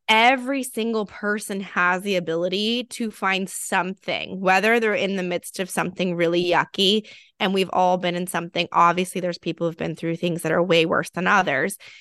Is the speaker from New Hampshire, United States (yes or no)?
no; California, United States; being a Californian